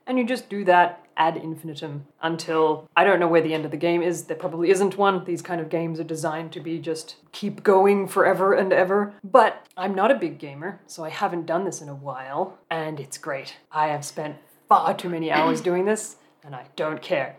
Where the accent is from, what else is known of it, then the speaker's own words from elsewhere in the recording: Australia; moved away as an adult; now in Germany; I grew up in Australia